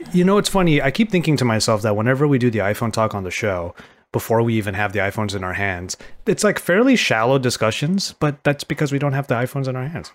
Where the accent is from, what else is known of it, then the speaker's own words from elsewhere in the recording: California, United States; as a Californian